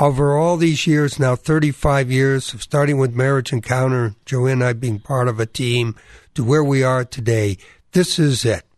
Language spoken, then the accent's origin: English; New England, United States; I experienced growing up in New England, wonderful Protestant family